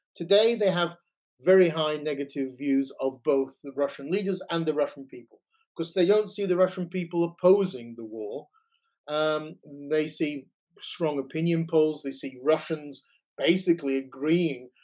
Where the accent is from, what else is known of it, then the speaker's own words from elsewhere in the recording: Yorkshire and the Humber, United Kingdom; moved away as an adult; also born or lived in Toronto, Canada / The Hague, Netherlands; now in England; I was born in Britain um, of Ukrainian Italian origins, uh, grew up in Yorkshire